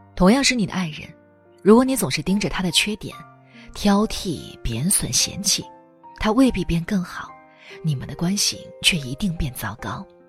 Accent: China; 我们中国人

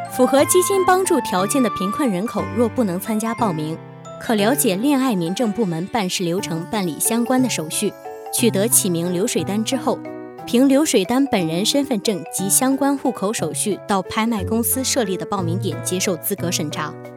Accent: China; 我们中国人

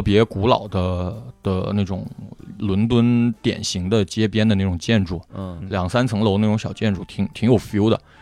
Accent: Guangzhou, Guangdong, China; 我们广州人对花都没什么共鸣

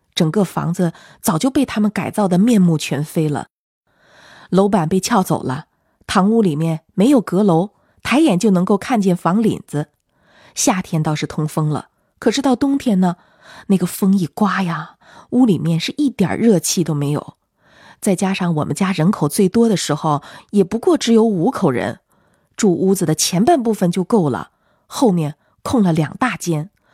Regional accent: western Sichuan, China; moved away; 我在我们老家住的那套房

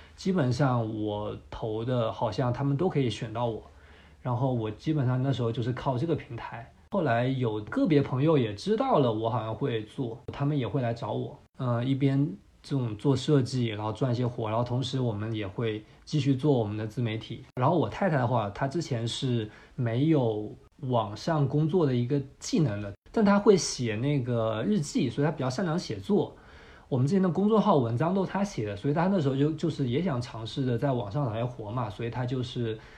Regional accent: Fuzhou, Fujian, China; moved away as an adult; also born or lived in Shanghai / Mexico; 我家是福州的，福州其实算是一个二线的省会城市

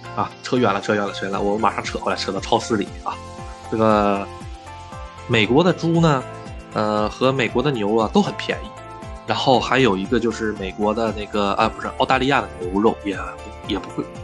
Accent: China; now in Japan; 作为一个中国人，那么喜欢喝羊汤

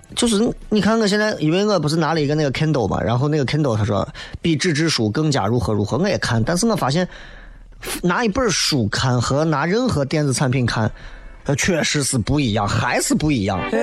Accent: China; 咱是中国人

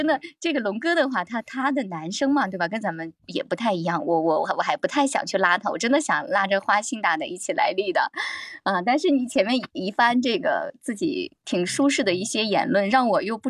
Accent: Shandong, China; 我们山东这边人比较豪爽是吧？

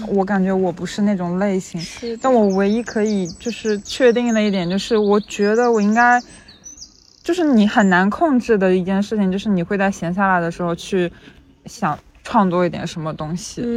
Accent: rural mountainous area in southern China, China; now in London, United Kingdom; 我在农，农村，甚， 甚至是山区长大的嘛

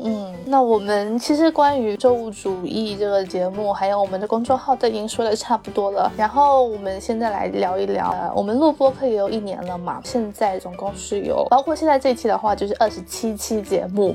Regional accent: southern China, China; accent: southern; 我们两个的知识会有很明显的南方的腔调

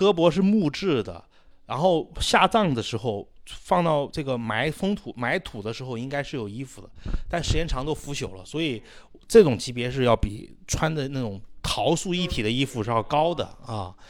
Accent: Xi'an, Shaanxi, China; 后来变成了我们西安人常说的一句方言。

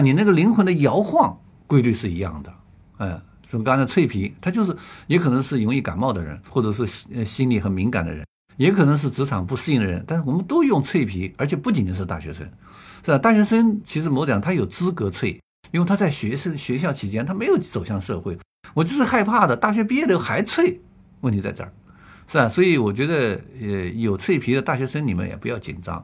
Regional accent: China; 我们中国人叫摄身

